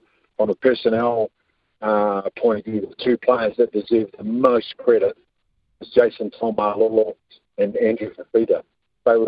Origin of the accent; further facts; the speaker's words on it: Wellington, New Zealand; I come from Wellington